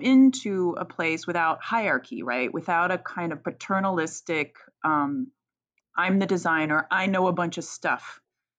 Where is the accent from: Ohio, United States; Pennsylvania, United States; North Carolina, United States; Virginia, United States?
Virginia, United States; I grew up in Virginia, so I grew up in the South